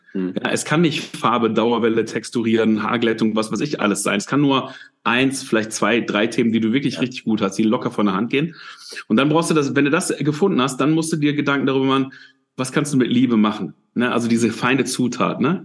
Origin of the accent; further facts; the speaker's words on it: Dinslaken, edge of the Ruhr area, North Rhine-Westphalia, Germany; bin aufgewachsen, also bin da auch geboren, ich bin aufgewachsen in Dienstlagen, das ist so am, am Rand vom Ruhrgebiet.